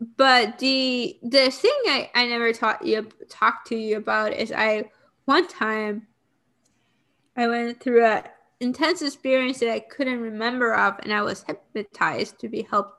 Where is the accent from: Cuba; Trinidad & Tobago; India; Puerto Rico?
Puerto Rico; I grew up in Puerto Rico